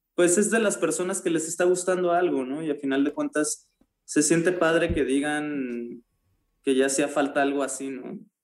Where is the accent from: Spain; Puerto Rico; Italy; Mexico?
Mexico